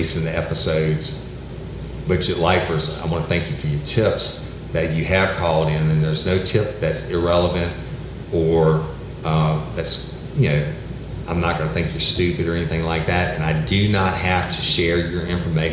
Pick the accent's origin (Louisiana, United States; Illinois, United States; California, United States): Louisiana, United States; East Feliciana Parish; that's kind of rural, like Livingston or where I'm from, East Feliciana